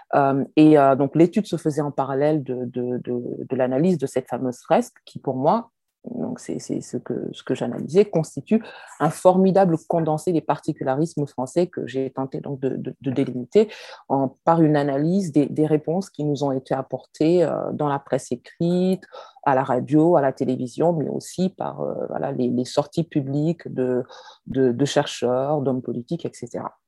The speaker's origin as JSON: {"language": "French", "country": "France", "said": "je suis française, chercheur. Je viens d'un pays, la France"}